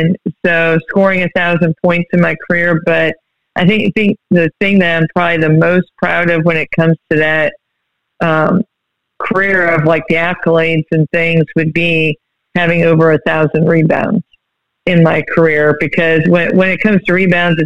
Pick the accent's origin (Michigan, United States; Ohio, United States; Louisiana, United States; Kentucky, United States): Ohio, United States; Berlin; moved away; I grew up in Berlin, Ohio